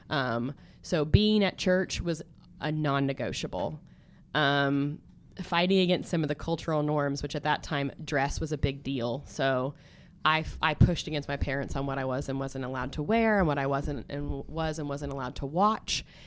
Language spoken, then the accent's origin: English; Stillwater, United States; born and raised in Stillwater, America